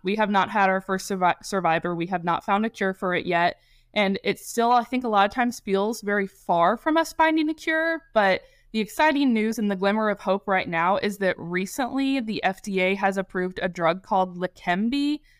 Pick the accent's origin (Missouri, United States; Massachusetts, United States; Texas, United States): Missouri, United States; Kansas City; also born or lived in Springfield, Missouri / Nashville; I am born and raised in Kansas City. I am a Northlander through and through